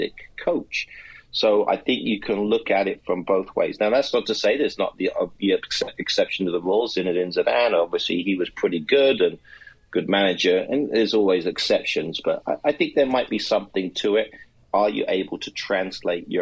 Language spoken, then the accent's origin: English; England, United Kingdom; now in United States; as an Englishman now, American. Born in England